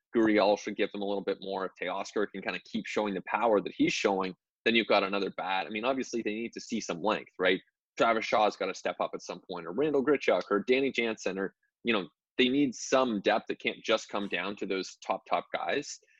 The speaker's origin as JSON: {"language": "English", "country": "Canada", "said": "as a Canadian"}